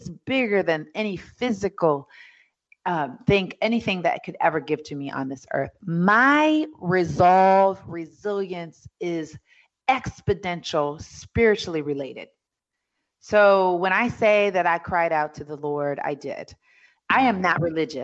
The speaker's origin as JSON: {"language": "English", "town": "New York City", "region": "New York", "country": "United States", "tie": "born or raised there", "said": "I was born in Hell's Kitchen, New York City"}